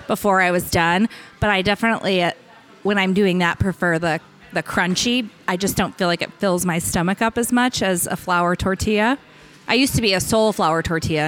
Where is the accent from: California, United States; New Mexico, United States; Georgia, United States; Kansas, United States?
Kansas, United States; Hutchinson; moved away; I grew up in Hutchinson, which is near Wichita